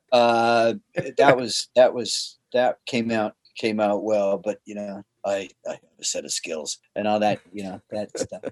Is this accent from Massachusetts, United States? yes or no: yes; Boston, Massachusetts, United States; moved away; I'm from Boston originally